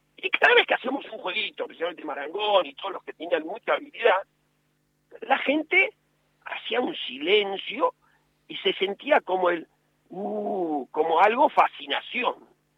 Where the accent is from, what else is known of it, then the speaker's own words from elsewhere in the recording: Buenos Aires, Argentina; yo nací en Lugano, eh, un barrio que, quiero mucho